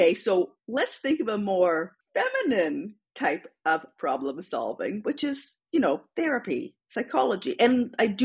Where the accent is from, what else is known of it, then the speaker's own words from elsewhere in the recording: London, Ontario, Canada; also born or lived in Sudbury, Ontario; they moved to London, Ontario